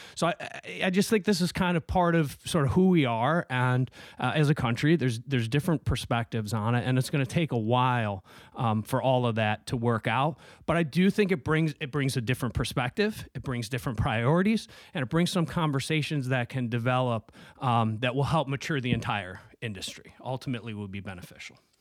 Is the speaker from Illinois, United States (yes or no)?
no; Syracuse, New York, United States; moved away; I'm from Syracuse originally